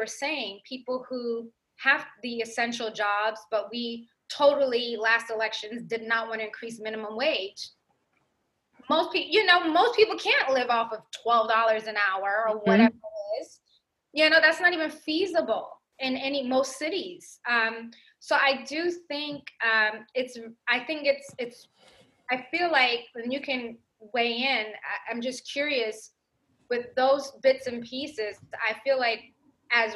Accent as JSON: {"language": "English", "region": "New York", "country": "United States", "tie": "born or raised there", "said": "I grew up in New York."}